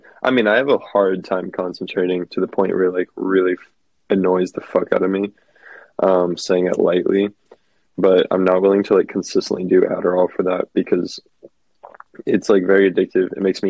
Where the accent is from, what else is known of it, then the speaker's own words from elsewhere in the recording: Dallas, Texas, United States; growing up in Dallas